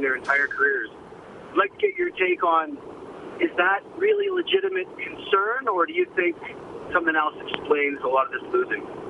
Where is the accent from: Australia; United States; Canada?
Canada; Calgary, Alberta; I'm from Calgary.